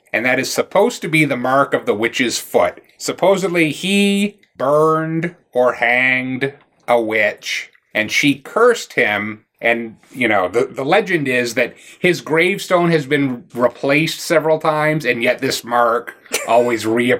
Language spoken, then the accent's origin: English; Bucksport, Maine, United States; I grew up, again, in Maine, in a town called Bucksport